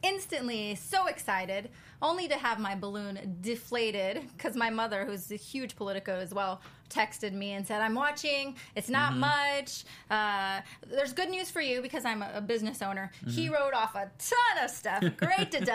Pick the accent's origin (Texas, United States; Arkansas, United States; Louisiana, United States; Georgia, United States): Texas, United States; moved away; I was raised in Texas, in the Bible Belt of Texas